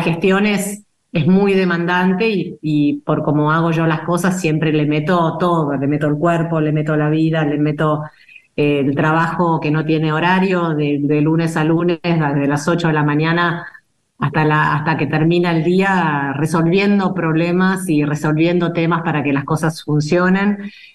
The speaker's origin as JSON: {"language": "Spanish", "country": "Argentina", "said": "el tango nos define como, como sociedad, como, como argentinos"}